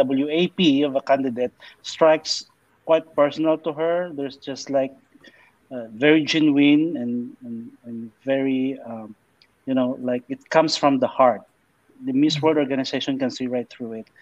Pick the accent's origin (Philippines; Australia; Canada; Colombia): Philippines; I'm from the Philippines